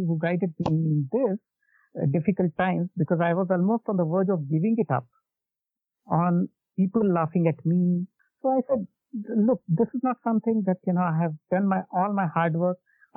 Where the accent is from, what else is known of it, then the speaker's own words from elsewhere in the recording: India; I came back to my hometown from the engineering college, which is like 250 kilometers away in a city called Aurangabad in Maharashtra